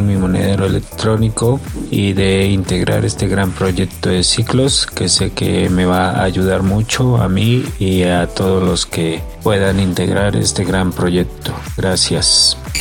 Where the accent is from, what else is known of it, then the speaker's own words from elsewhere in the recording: Mexico City, Mexico; 54 años de la Ciudad de México